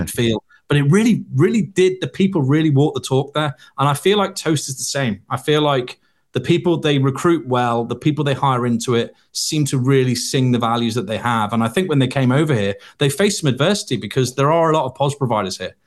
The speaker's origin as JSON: {"language": "English", "town": "Liverpool", "region": "North West England", "country": "United Kingdom", "said": "I was from Liverpool"}